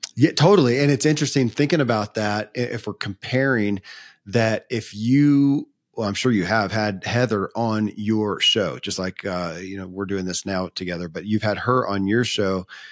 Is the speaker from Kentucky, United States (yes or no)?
yes; Kentucky, United States; I grew up in Kentucky